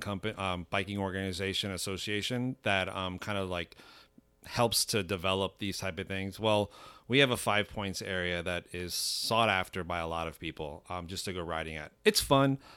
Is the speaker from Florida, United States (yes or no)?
yes; Miami, Florida, United States; moved away as an adult; now in North Georgia, United States; I'm from Miami, Florida